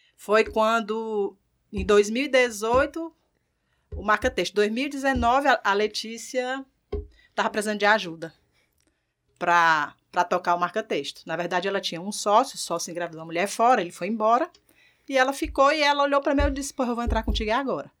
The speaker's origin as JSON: {"language": "Portuguese", "region": "Ceará", "country": "Brazil", "moved": "as an adult", "lives_now": "Natal, Brazil", "said": "Sou cearense e vim de lá para cá para gerenciar uma empresa"}